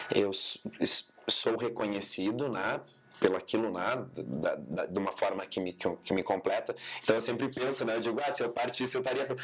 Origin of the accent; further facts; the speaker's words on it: Cruz Alta, Rio Grande do Sul, Brazil; moved away as an adult; also born or lived in Bento Gonçalves; now in Caxias do Sul, Brazil; eu sou licenciado em dança pela Universidade de Cruz Alta, pela Unicruz, que é onde eu nasci, enfim, me criei